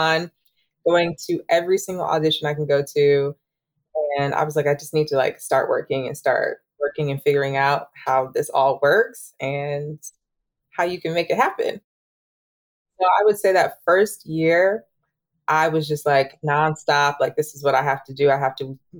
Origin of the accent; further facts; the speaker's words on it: Grand Rapids, Michigan, United States; moved away as an adult; now in New York City, United States; I grew up in Grand Rapids, Michigan, which is on the west side, the opposite end of Detroit